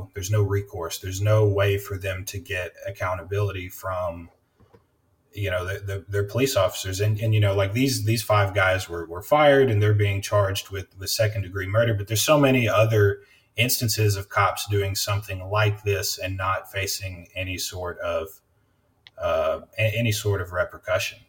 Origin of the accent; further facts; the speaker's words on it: Memphis area, Tennessee, United States; I'm from Memphis area. I don't like to say I'm from Memphis because I'm from a town outside and people get real touchy about it, but I'm from Memphis area.